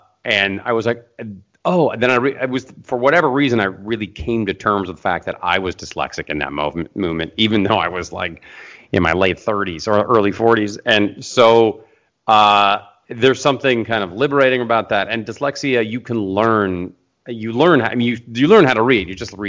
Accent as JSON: {"language": "English", "town": "Seattle", "region": "Washington", "country": "United States", "moved": "yes", "lives_now": "Los Angeles, United States", "said": "And I've been here in LA for 20 years. I came from Seattle, Washington, go Seahawks."}